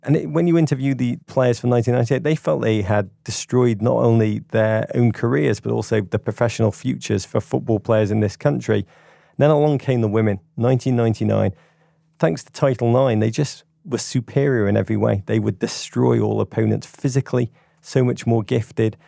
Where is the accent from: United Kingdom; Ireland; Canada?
United Kingdom; England; as an Englishman